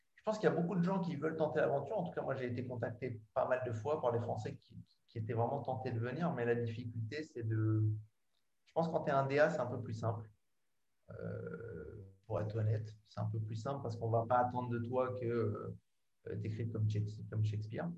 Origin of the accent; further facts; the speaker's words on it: France; moved away as an adult; now in England; ça fait longtemps que je suis parti de France